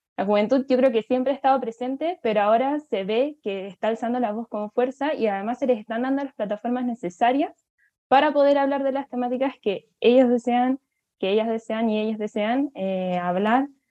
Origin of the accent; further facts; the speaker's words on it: Chile; Lo vemos aquí en Chile